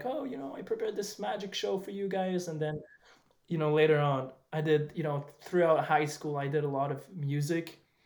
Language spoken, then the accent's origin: English; Montreal, Quebec, Canada; I'm from Montreal